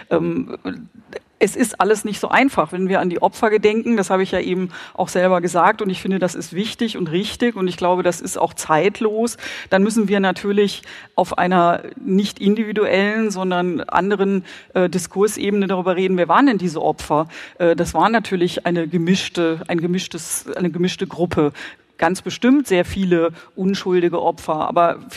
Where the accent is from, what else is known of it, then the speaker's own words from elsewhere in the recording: West Germany, Germany; Also ich komme zum Beispiel aus Westdeutschland